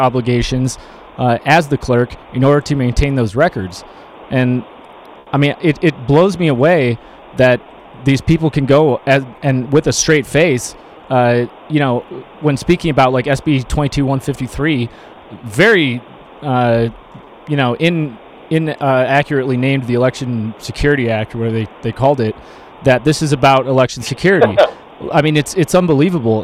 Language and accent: English; Michigan, United States; moved away; I'm from Michigan